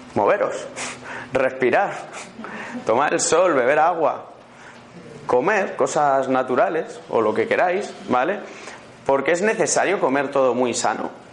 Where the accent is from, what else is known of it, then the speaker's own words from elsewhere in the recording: Madrid, Community of Madrid, Spain; also born or lived in Málaga; vengo de Madrid, creo que se me nota en el acento que no soy malagueño